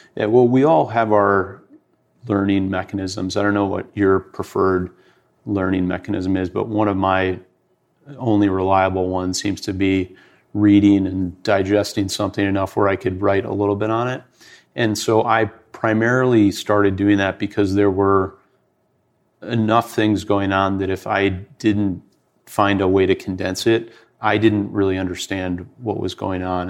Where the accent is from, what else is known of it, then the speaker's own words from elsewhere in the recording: Detroit, Michigan, United States; I grew up in Detroit.